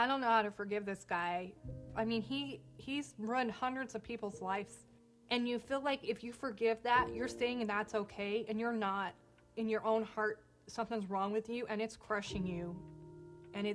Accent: Wichita, Kansas, United States; I was born in Wichita, Kansas. I just grew up with, like, a really normal childhood

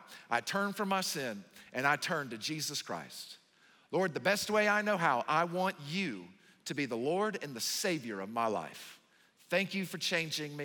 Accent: the South, United States; moved away; I'm from the South

